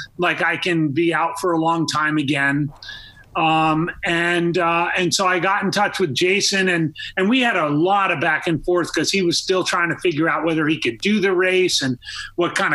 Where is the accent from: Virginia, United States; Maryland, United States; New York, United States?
New York, United States; Rockland County; I grew up in Rockland County, New York